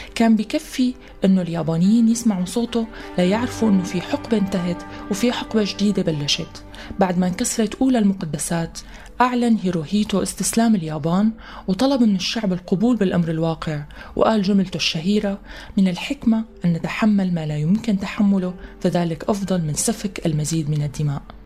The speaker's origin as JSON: {"language": "Arabic", "country": "Syria", "said": "نحن كسوريين"}